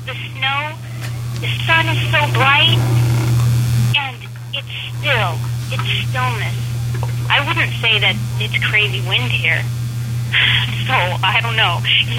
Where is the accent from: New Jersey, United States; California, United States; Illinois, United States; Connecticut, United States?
California, United States; moved away as an adult; also born or lived in Japan; now in Chicago, United States; I'm from California